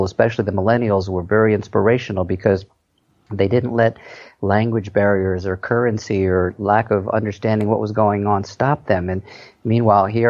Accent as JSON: {"language": "English", "region": "East Coast", "country": "United States", "tie": "born or raised there", "also_born_or_lived": "Orange County, California", "moved": "as an adult", "said": "Born and raised on the East Coast, moved to California 45 years ago now"}